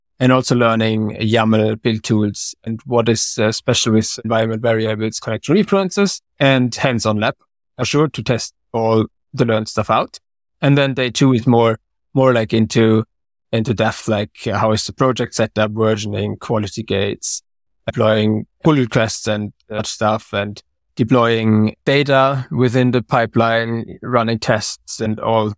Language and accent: English; Germany; English is a second language; moved away as an adult; now in Sweden; So I'm from Germany and moved to Sweden 6 years ago, around about.